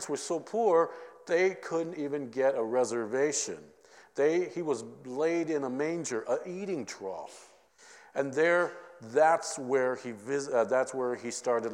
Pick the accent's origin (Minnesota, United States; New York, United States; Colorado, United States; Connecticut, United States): Minnesota, United States; I'm from Minnesota